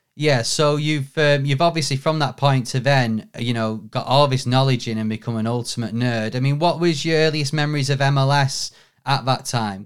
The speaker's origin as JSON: {"language": "English", "town": "Manchester", "region": "North West England", "country": "United Kingdom", "said": "I'm from Manchester, I live in Manchester"}